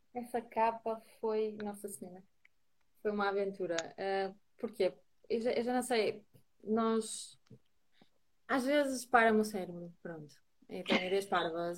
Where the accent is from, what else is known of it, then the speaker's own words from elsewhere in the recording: Braga, Norte, Portugal; also born or lived in Lisbon; now in Porto, Portugal; sou, sou, de Braga